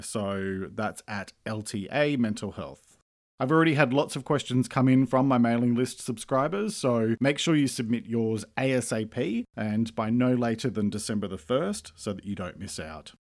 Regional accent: Australia; I'm an Australian writer and speaker

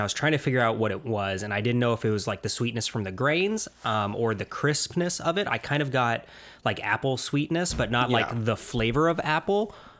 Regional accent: Lincoln, Nebraska, United States; We're from Lincoln, Nebraska.

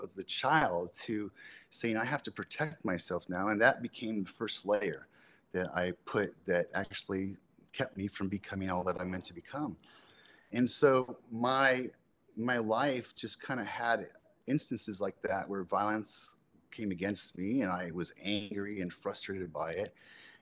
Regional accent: Southern California, United States; I grew up in Southern California

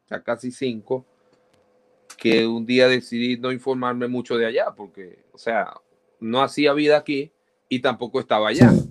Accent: Maracaibo, Zulia, Venezuela; accent: maracucho; moved away as an adult; also born or lived in Barquisimeto; now in United States; trato de dar lo mejor de mí en cuanto al acento neutro, porque yo soy muy maracucho. Yo, a mí se me sale el molleja.

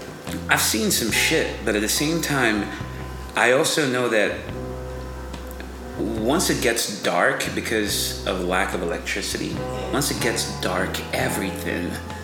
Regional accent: Benin; I come from a very superstitious, supernatural background, and not just because I grew up in Benin, and Benin is the birth of voodoo.

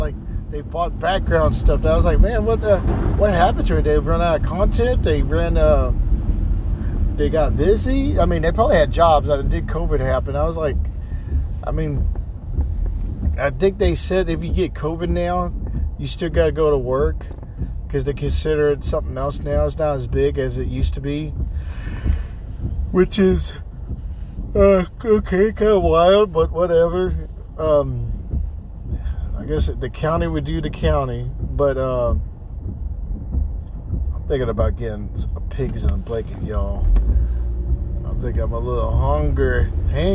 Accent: Texas, United States; I'm from Texas

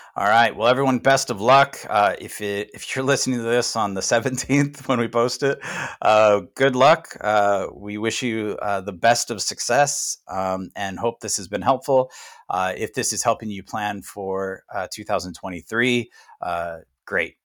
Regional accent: United States; as American

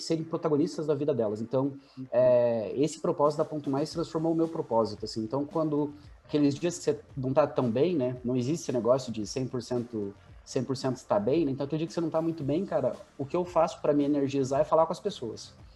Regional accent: Campo Largo, Paraná, Brazil; also born or lived in Curitiba; eu sou nascido e criado em São Silvestre, que é um distrito de, de Campo Largo, aqui na, na, na, na região metropolitana de Curitiba

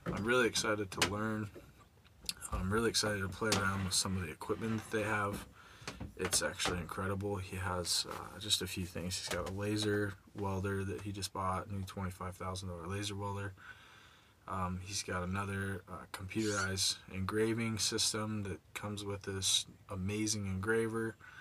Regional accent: Nipomo, California, United States; born or raised there

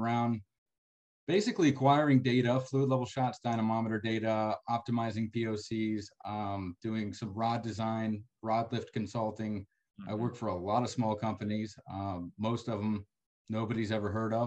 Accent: San Antonio, Texas, United States; moved away as an adult; now in West Texas, United States; I'm from San Antonio, but came out here

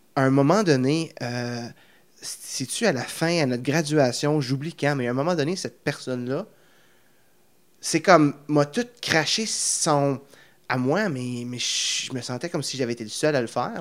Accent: near Plantagenet, Ontario, Canada; j'ai grandi dans Fontaines-Rien. j'étais à l'école mm-hmm. secondaire de Plantagenet

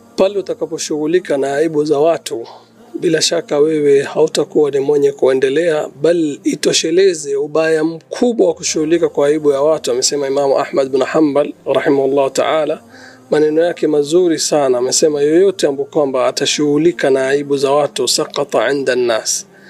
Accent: Mombasa, Mombasa County, Kenya; natoka Kenya, mji ambao kwamba unatambulika kama Mombasa

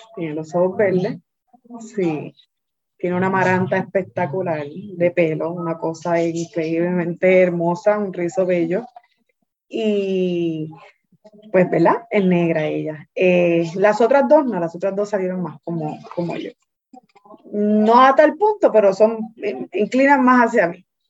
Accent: Carolina, Puerto Rico; yo soy de Carolina.

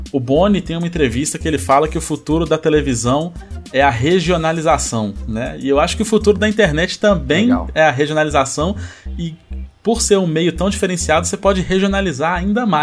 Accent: Belo Horizonte, Minas Gerais, Brazil; eu, eu, assim, eu morei aqui desde que eu saí do hospital, mas eu nasci em BH e vim pra cá, né?

